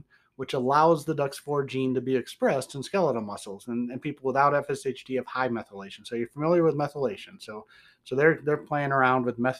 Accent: Detroit, Michigan, United States; accent: Midwestern; That's my other accent, Detroit.

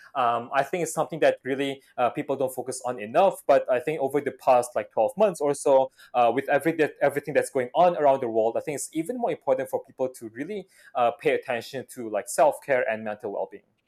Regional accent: Jakarta, Indonesia; moved away as an adult; also born or lived in Australia / Hong Kong / Singapore / Beijing; for those of us who grew up in Jakarta

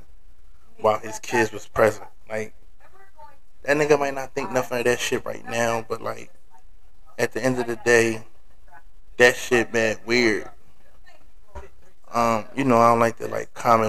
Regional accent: Philadelphia, Pennsylvania, United States; moved away as an adult; I'm from Philly, if you don't know. I'm from North, to be exact.

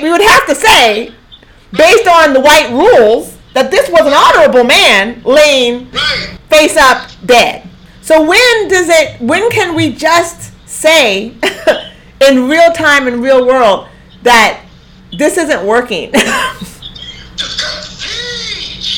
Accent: Eugene, Oregon, United States; moved away; also born or lived in Houston; Ain't nowhere in my little life in Eugene did I have 15% of black people around me.

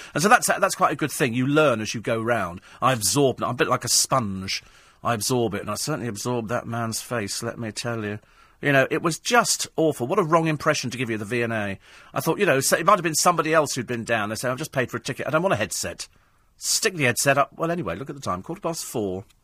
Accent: United Kingdom; I'm fiercely British

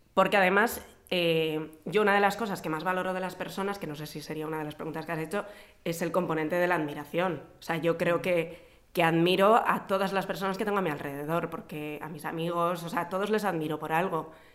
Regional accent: Vitoria-Gasteiz, Basque Country, Spain; moved away as an adult; also born or lived in Madrid; nací en Vitoria y viví en Vitoria hasta que me vine a vivir a Madrid para estudiar la carrera

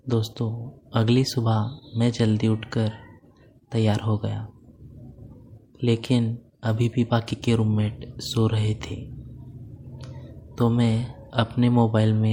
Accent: Pune, Maharashtra, India; मैं पूना महाराष्ट्र का रहने वाला हूँ और मेरी उम्र 19 साल है

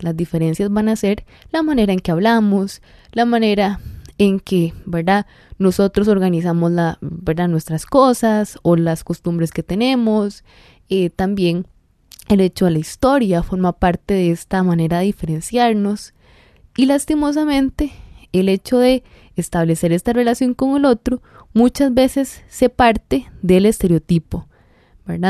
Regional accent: Costa Rica

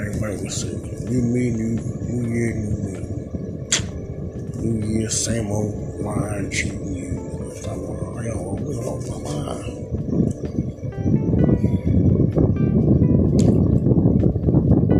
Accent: Baltimore, Maryland, United States; I grew up in Baltimore City, Birdland

